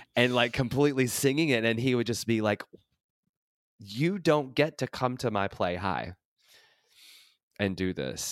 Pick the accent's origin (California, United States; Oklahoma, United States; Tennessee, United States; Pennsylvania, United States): Tennessee, United States; moved away as an adult; also born or lived in Los Angeles; this white trash kid from Tennessee